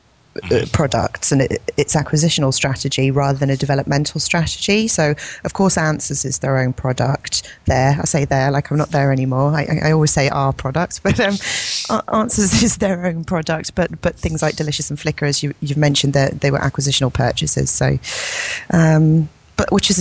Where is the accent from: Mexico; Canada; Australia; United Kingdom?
United Kingdom; England; I'm English.